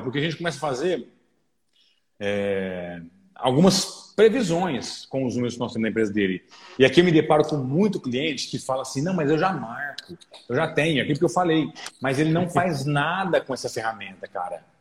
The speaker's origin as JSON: {"language": "Portuguese", "town": "Orlândia", "region": "São Paulo", "country": "Brazil", "tie": "born or raised there", "moved": "as an adult", "lives_now": "Franca, Brazil", "said": "sou natural da cidade de Orlândia e estou já há quase sete anos na cidade de Franca"}